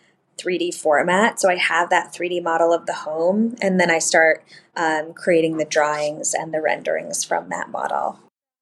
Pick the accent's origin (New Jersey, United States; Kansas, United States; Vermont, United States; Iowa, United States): Vermont, United States; moved away; also born or lived in Montana; I grew up in Vermont